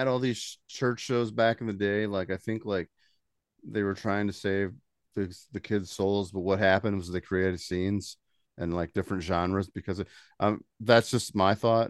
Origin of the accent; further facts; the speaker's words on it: Indiana, United States; accent: southern; We got a southern accent since we're from Indiana.